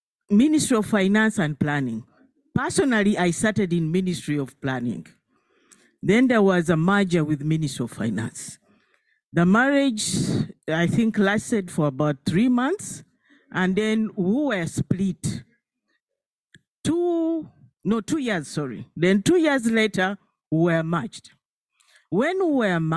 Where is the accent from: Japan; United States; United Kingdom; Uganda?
Uganda; I'm from Uganda, a developing country